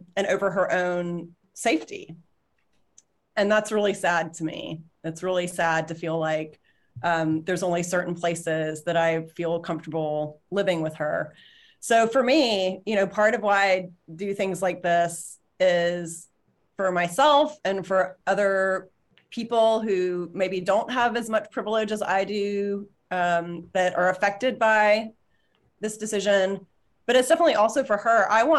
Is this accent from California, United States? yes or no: no; Alabama, United States; now in Connecticut, United States; so I grew up in Alabama and we were down visiting this summer, and the decision actually went public the day we were getting on the plane to fly back to Connecticut.